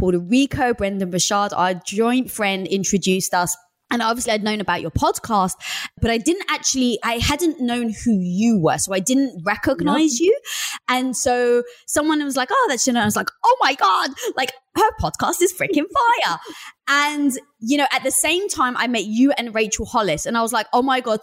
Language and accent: English; London, United Kingdom; I was brought up in North London